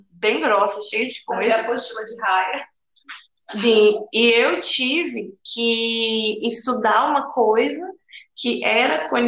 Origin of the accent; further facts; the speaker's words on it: Brazil; moved away; also born or lived in Australia; para a gente que é brasileiro